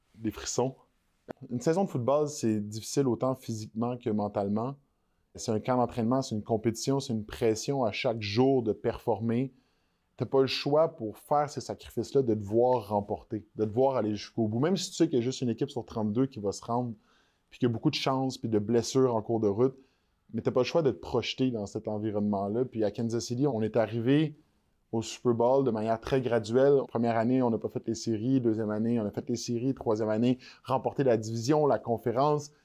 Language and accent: French; Quebec, Canada; On réalise pas, en tant que Québécois